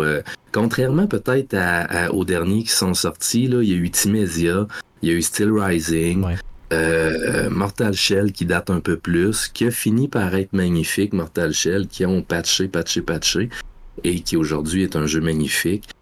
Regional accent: Rimouski, Quebec, Canada; Rimouski, mon patelin. Ça fait que j'ai puis le Bic, mon village

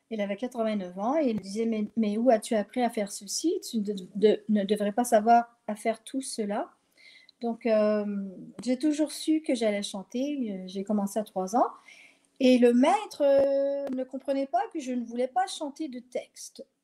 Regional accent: Quebec, Canada; accent: French; also born or lived in Europe; parce que j'avais l'accent français alors que je suis québécoise. Mais j'ai habité en Europe longtemps

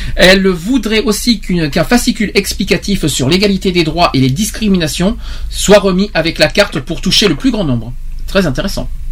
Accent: Gironde, Nouvelle-Aquitaine, France; chez nous en Gironde

